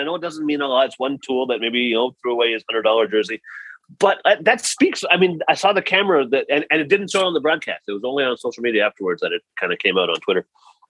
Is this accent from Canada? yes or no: yes; Toronto, Ontario, Canada; I grew up in Toronto, born and raised